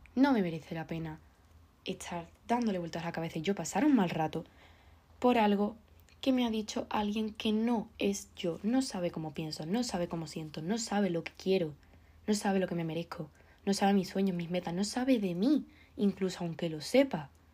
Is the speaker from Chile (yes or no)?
no; Andalusia, Spain; soy andaluza